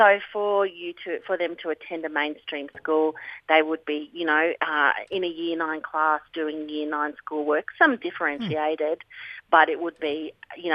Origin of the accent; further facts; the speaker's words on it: Ngunnawal country, Australian Capital Territory, Australia; I was born on Ngunnawal country